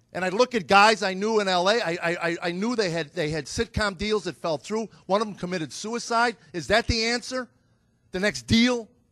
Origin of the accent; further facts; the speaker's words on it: United States; I grew up in America